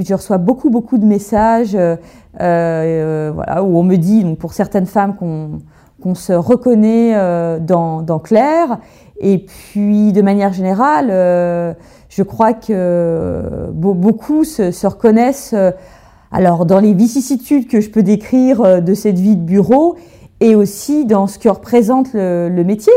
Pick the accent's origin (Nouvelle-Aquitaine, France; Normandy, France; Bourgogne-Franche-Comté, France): Bourgogne-Franche-Comté, France; Burgundy; j'ai grandi en Bourgogne, dans une ferme au milieu de la nature.